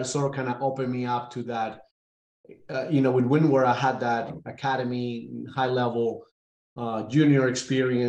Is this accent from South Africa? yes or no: no; Caracas, Capital District, Venezuela; moved away as an adult; also born or lived in Jacksonville, Alabama; now in Atlanta, United States; born and raised in Caracas, Venezuela